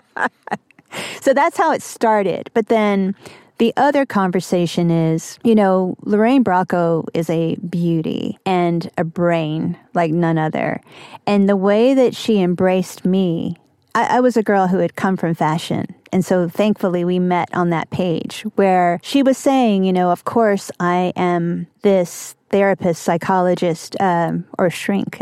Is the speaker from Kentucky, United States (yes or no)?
yes; Kentucky, United States; moved away; also born or lived in New York; a kind of weirdo growing up in Kentucky.